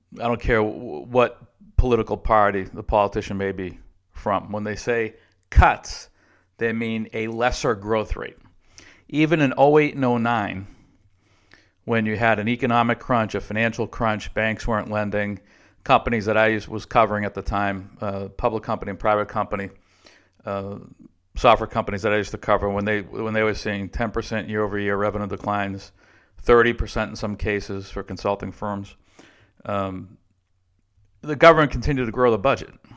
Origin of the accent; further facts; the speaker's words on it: Boston, Massachusetts, United States; moved away; also born or lived in Texas; the M B T A, where I grew up in Boston